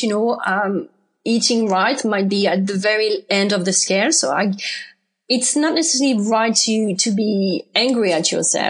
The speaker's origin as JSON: {"language": "English", "country": "France", "also_born_or_lived": "United Kingdom", "accent": "French", "second_language": "English", "moved": "as an adult", "said": "I'm from France, obviously. You can recognize that from my accent."}